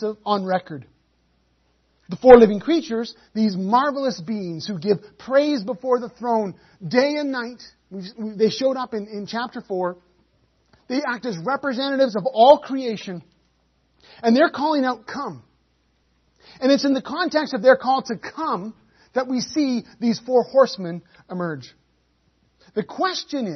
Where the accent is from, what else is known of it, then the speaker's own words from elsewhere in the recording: United Kingdom; I say that as a Brit